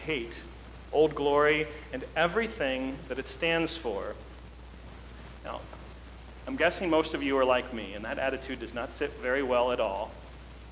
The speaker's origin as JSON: {"language": "English", "country": "United States", "said": "our lives as American citizens"}